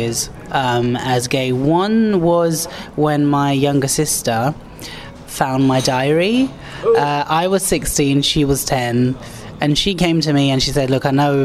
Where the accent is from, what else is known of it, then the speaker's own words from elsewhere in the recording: London, United Kingdom; I'm born and bred London